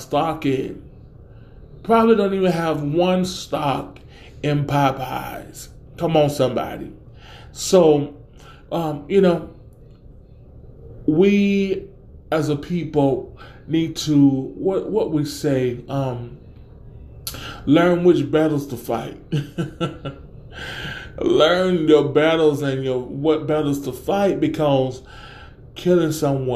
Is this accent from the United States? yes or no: yes; the South, United States; we country here, and I'm from the South, and we say Walmart's or Wally World